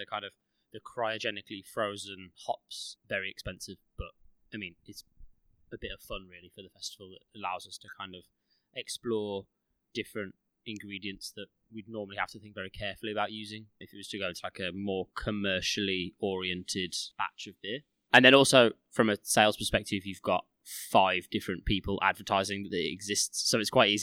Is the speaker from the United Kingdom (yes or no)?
yes; Midlands, United Kingdom; growing up in the Midlands, at least I think the majority of us grew up in the Midlands